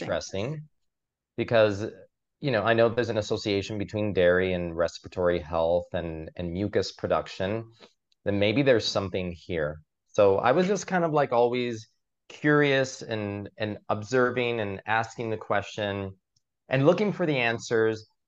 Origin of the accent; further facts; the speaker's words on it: Miami, Florida, United States; now in New York City, United States; I grew up in Miami